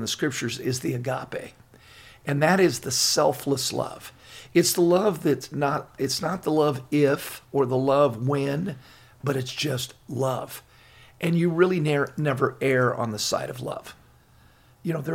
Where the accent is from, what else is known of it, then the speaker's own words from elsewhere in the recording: Laguna Beach, California, United States; I grew up in Laguna Beach.